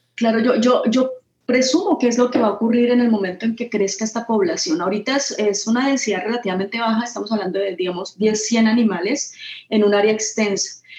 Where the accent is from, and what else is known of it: Colombia